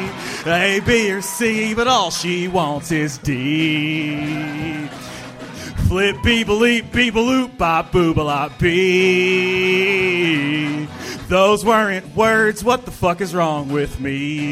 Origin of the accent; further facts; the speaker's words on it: Kansas, United States; Yeah, I'm from Kansas, dude.